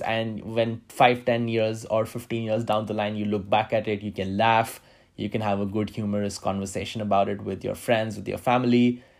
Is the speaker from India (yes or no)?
yes; India; moved away as an adult; also born or lived in Manila, Philippines / Moscow, Russia; now in Brussels, Belgium; I have been born and brought up in India